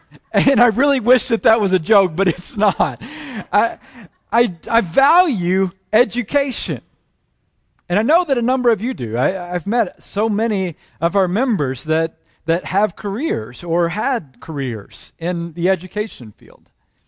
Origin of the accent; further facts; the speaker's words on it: Oklahoma, United States; accent: Southern; also born or lived in Texas; have worked very hard at attempting to lose my Southern accent. And I've done that not because I'm embarrassed of having been born in Texas and raised in Oklahoma, well, maybe the Oklahoma part